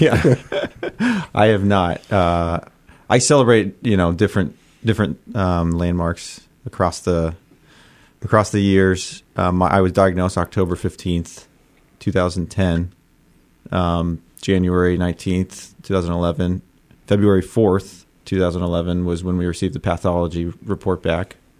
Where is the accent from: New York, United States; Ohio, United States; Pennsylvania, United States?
Ohio, United States; Columbus; I grew up in Columbus, so I'm a diehard Buckeye